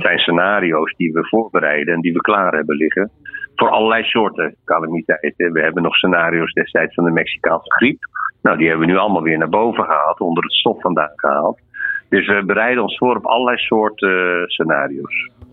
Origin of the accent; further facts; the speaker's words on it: Netherlands; We zijn Nederlanders.